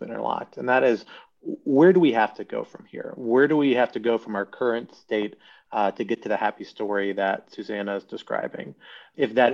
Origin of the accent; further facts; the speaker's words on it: Northern Virginia, United States; I grew up in Northern Virginia